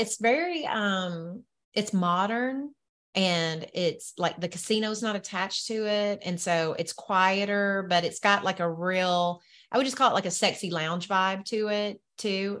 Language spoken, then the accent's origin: English; the South, Southern United States, United States; accent: Southern; my Southern accent